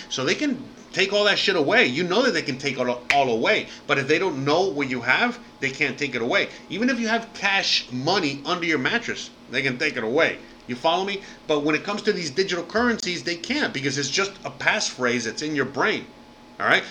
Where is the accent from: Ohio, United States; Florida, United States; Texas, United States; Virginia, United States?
Florida, United States; Miami; now in Mexico; I'm from Miami